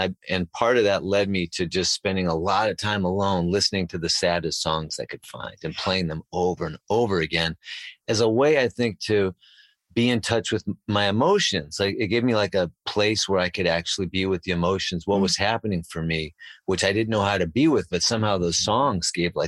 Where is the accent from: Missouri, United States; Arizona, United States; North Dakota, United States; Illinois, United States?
Illinois, United States; Chicago; I was starting to discover when I was about 14 because I grew up in Chicago.